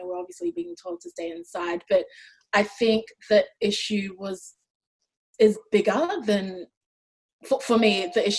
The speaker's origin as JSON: {"language": "English", "country": "Australia", "tie": "born or raised there", "also_born_or_lived": "Ghana / New Zealand", "accent": "Australian", "said": "Like, I grew up in Ghana, I grew up in New Zealand, and I grew up in Australia. So all those 3 shaped who I am."}